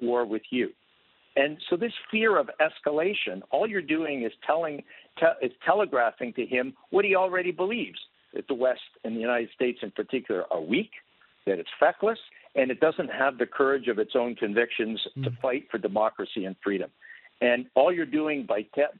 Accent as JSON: {"language": "English", "country": "Canada", "tie": "born or raised there", "said": "I was born and raised in Canada"}